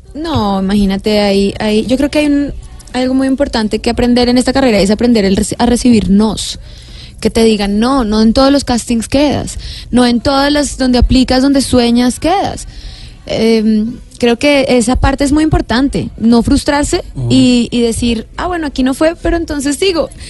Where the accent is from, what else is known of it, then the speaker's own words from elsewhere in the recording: Bogotá, Colombia; accent: rolo; also born or lived in Villavicencio; desde los siete años, por eso tengo de pronto como acento errola